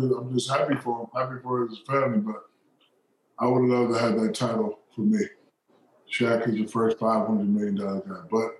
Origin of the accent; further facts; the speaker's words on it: San Antonio, Texas, United States; I grew up in San Antonio, Texas.